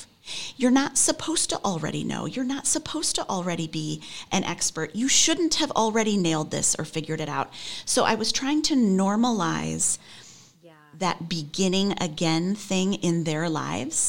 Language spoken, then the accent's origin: English; Chicago, Illinois, United States; moved away as an adult; also born or lived in Michigan; now in New York City, United States; I grew up outside Chicago, lived in Michigan for a long time, moved back to Chicago